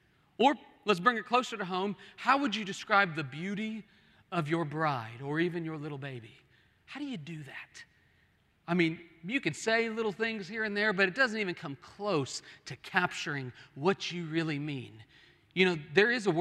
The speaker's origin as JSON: {"language": "English", "region": "Oklahoma", "country": "United States", "moved": "yes", "said": "I was from Oklahoma, where we have hills, and those hills are like 3 feet high."}